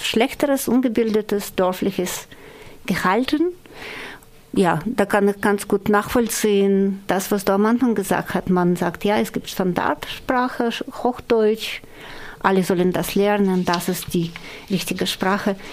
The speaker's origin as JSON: {"language": "German", "country": "Russia", "tie": "born or raised there", "first_language": "Russian", "second_language": "German", "moved": "yes", "lives_now": "Germany", "said": "ich bin Russin"}